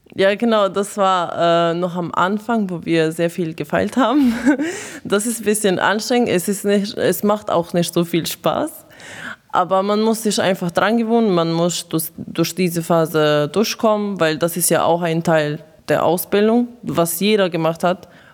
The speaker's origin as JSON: {"language": "German", "country": "Croatia", "moved": "yes", "lives_now": "Germany", "said": "ich komme äh, aus Kroatien"}